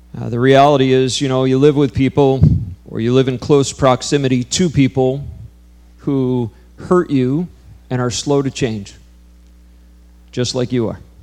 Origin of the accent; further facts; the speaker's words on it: New York, United States; I grew up in New York, just an hour from here